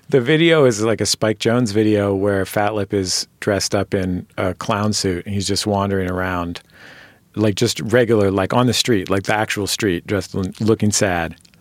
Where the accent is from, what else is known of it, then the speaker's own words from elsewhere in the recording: Bay Area, California, United States; I'm from the Bay Area